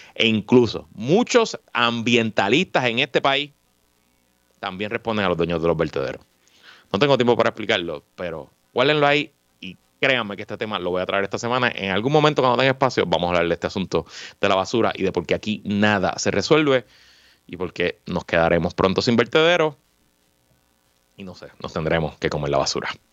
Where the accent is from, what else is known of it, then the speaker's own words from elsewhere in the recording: Puerto Rico; somos menos puertorriqueños que antes